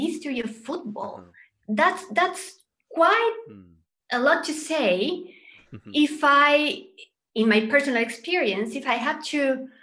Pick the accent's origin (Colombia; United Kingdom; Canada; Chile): Chile; I grew up in Chile